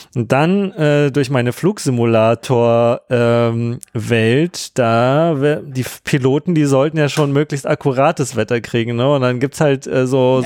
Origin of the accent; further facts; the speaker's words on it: Berlin, Germany; wir sind ja auch äh, aus Ostberlin